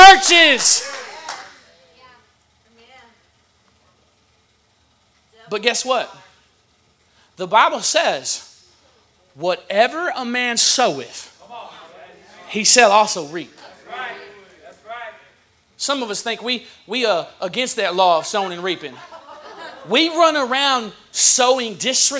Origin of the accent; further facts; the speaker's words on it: the South, United States; I'm from the South